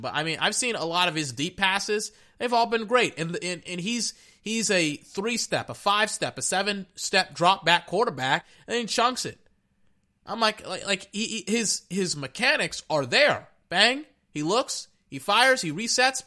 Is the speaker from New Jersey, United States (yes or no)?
no; Texas, United States; I'm from Texas.